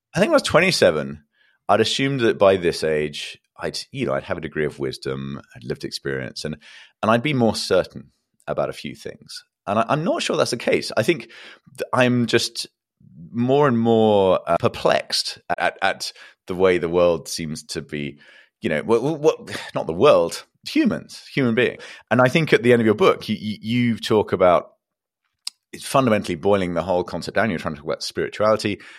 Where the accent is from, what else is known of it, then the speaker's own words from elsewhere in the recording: England, United Kingdom; I'm an Englishman